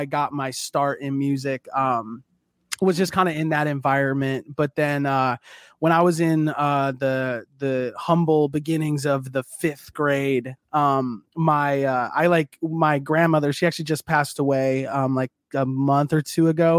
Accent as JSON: {"language": "English", "town": "Minneapolis", "region": "Minnesota", "country": "United States", "tie": "born or raised there", "moved": "yes", "lives_now": "Cincinnati, United States", "said": "I was born and raised in Minneapolis"}